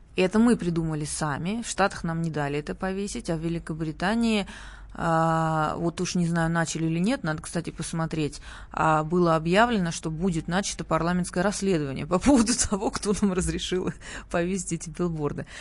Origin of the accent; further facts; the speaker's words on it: Sochi, Krasnodar Krai, Russia; moved away; у нас, эм, откуда я родом, э, на Кубани и в Сочи